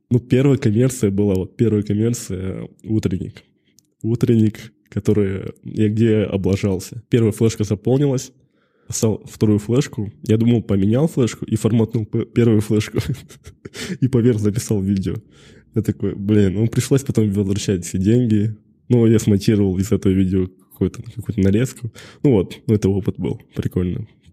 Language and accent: Russian; Karaganda, Karaganda Region, Kazakhstan; moved away as an adult; also born or lived in Maikuduk, Karaganda; now in Almaty, Kazakhstan; родом из города Караганда